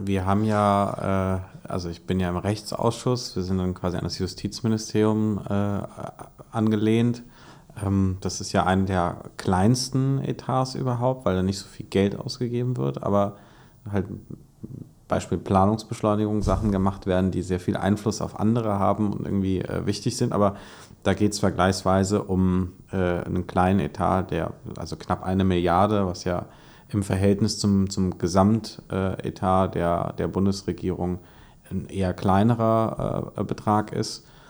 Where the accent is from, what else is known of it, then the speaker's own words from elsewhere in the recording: Hesse, Germany; als Hesse